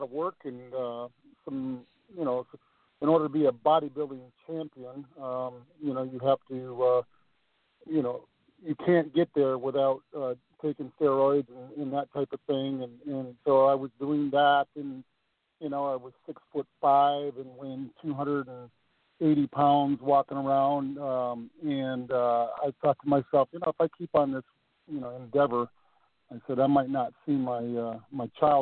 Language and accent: English; Northern Michigan, United States; moved away as an adult; also born or lived in California; I'm a Midwestern guy, so I'm from Northern Michigan